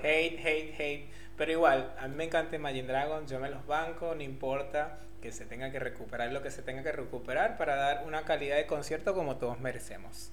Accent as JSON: {"language": "Spanish", "country": "Venezuela", "moved": "yes", "lives_now": "Argentina", "said": "Nosotros en Venezuela decimos cachos."}